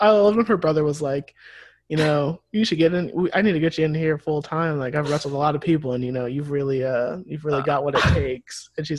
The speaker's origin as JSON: {"language": "English", "region": "Midwest", "country": "United States", "said": "We are from the Midwest, we are easily scandalized."}